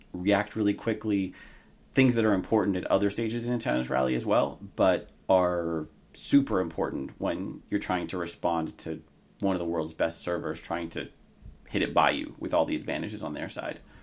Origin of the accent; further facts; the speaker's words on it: United States; I am an American